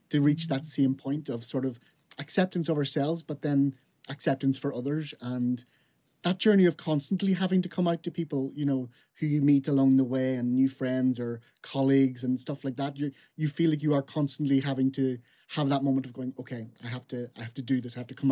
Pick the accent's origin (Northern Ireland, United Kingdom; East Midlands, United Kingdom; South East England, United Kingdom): Northern Ireland, United Kingdom; Fermanagh; I'm from Fermanagh, which is in sort of West Northern Ireland. So I'm from a very, very small rural little place.